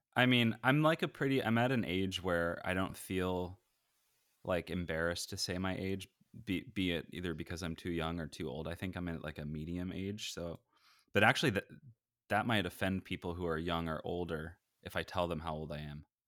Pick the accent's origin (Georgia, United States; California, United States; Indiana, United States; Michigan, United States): California, United States; Bay Area; also born or lived in East Coast; I'm in California, Bay Area, um, I've, I grew up here